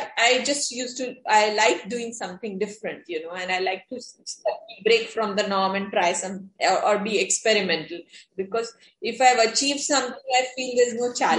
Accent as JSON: {"language": "English", "region": "Rajasthan", "country": "India", "said": "since I was from Rajasthan"}